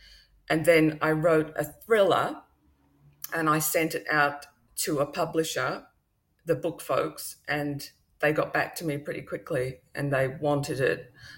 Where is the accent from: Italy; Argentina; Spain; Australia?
Australia; Perth, Western Australia; also born or lived in Wales, United Kingdom; I grew up in Western Australia, but you can probably tell by my accent, I'm originally from Wales in the UK. So I came over to Australia with my family when I was six and went to school here in WA in Perth and university.